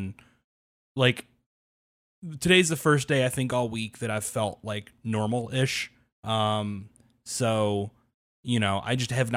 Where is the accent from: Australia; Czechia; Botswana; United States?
United States; as an American